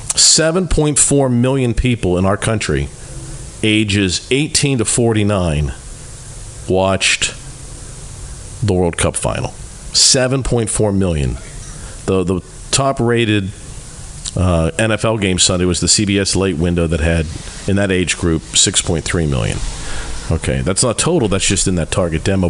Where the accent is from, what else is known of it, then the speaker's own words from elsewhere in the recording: Pittsburgh, Pennsylvania, United States; growing up in Pittsburgh